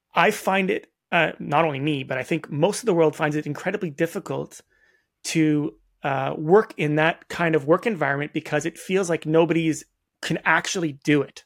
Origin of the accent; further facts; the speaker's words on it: Toronto, Ontario, Canada; I'm from Toronto.